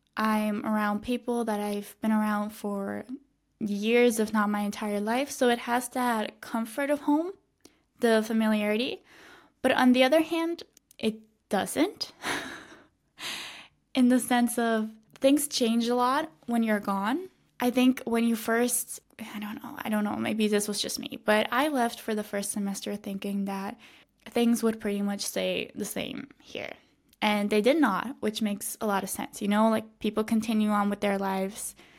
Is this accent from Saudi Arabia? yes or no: no; Switzerland; moved away as an adult; now in Madrid, Spain; I, I grew up in, in my hometown. I spent my entire life here